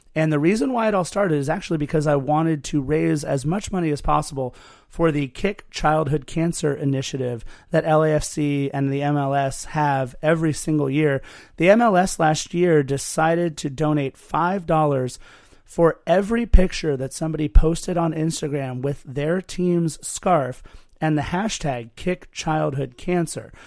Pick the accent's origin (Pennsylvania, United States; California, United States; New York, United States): California, United States; Torrance; also born or lived in West Los Angeles / Lawndale; I was born in West L A, grew up in Torrance